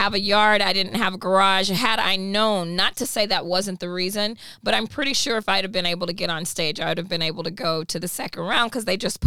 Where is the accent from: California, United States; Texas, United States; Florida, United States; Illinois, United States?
Texas, United States; moved away as an adult; now in Los Angeles, United States; I'm from Texas, originally from Texas